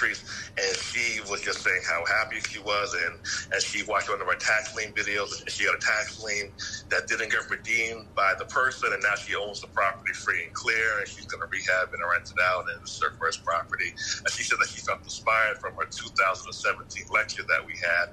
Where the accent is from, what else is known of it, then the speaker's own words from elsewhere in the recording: Yonkers, New York, United States; now in Atlanta, United States; I'm from Atlanta now, but yeah. I'm from New York